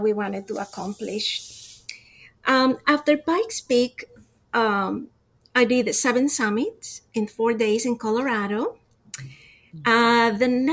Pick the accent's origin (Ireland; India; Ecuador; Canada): Ecuador; Quito, Pichincha; now in Florida, United States; I'm from Quito, Ecuador. I moved to sunny Florida 31 years ago.